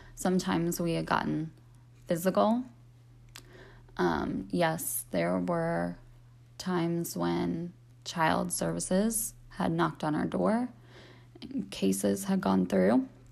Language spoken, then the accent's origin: English; Cincinnati, Ohio, United States; moved away as an adult; I am from Cincinnati, Ohio. I live here currently. I was born and raised here.